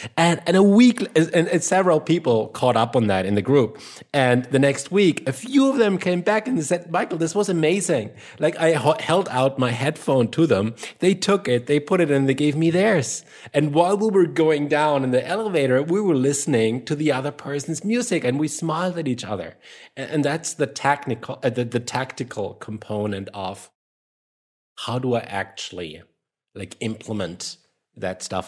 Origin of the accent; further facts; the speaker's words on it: Germany; accent: German; English is a second language; my German accent